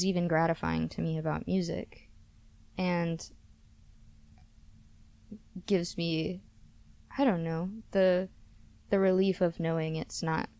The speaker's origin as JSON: {"language": "English", "town": "Memphis", "region": "Tennessee", "country": "United States", "tie": "born or raised there", "said": "when I was growing up in Memphis"}